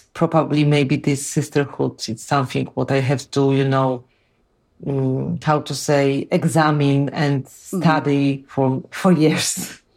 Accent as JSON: {"language": "English", "country": "Poland", "second_language": "English", "said": "I'm from Poland. We are very close to the war"}